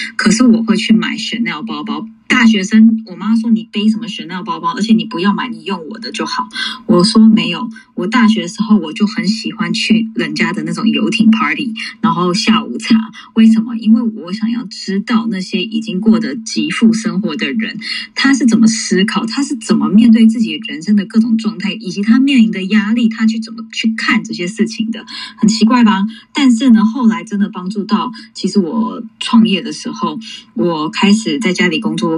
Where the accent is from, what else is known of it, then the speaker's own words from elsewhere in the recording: New York City, New York, United States; 我在纽约长大